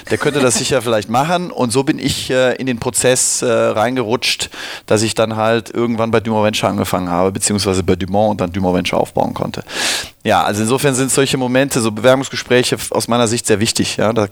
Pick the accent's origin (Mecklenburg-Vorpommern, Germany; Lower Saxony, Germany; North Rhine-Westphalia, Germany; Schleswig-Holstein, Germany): North Rhine-Westphalia, Germany; Cologne; Wo komme ich her? Ich komme aus Köln-Nippes.